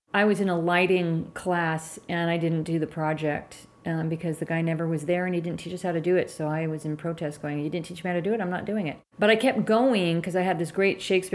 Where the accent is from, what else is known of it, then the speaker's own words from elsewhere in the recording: San Francisco, California, United States; also born or lived in Marin County / Mendocino; I grew up in San Francisco, and then we moved to Marin as a young preteen